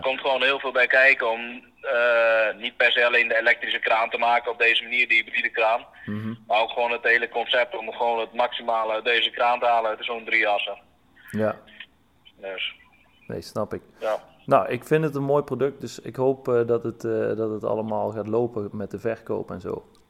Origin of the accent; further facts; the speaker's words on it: Eindhoven, North Brabant, Netherlands; ik kom zelf uit Eindhoven.